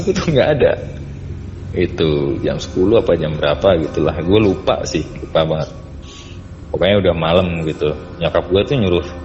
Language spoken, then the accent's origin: Indonesian; Yogyakarta, Special Region of Yogyakarta, Indonesia; waktu kecil tuh gue tinggal di Jogja